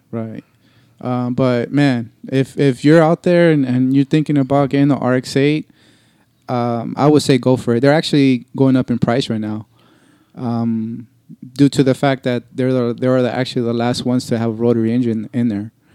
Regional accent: Los Angeles, California, United States; I'm from Los Angeles, California, born and raised

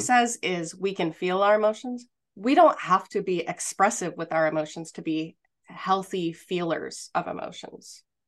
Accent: outside Los Angeles, Southern California, United States; I grew up outside Los Angeles in Southern California

